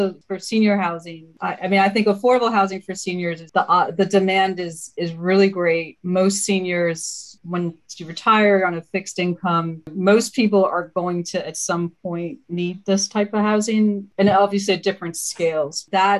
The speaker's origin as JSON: {"language": "English", "region": "Maryland", "country": "United States", "tie": "born or raised there", "also_born_or_lived": "Zambia / Dominica", "said": "So I was actually born in Zambia and then moved to Dominica. And then about 7.5, 8 years old, moved to the States, to Maryland."}